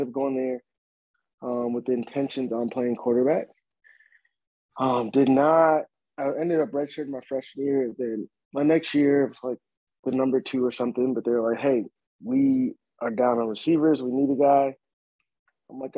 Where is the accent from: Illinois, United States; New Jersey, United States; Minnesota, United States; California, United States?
Minnesota, United States; Minneapolis; moved away; also born or lived in Atlanta; I grew up in South Minneapolis